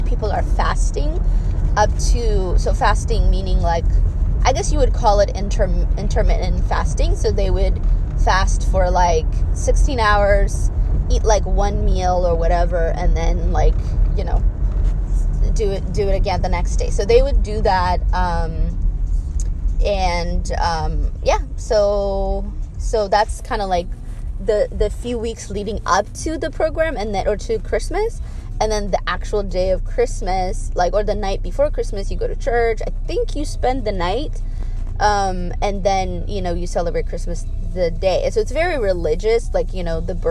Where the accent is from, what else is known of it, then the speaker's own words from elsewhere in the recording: Addis Ababa, Ethiopia; moved away; the religion that I grew up in Ethiopia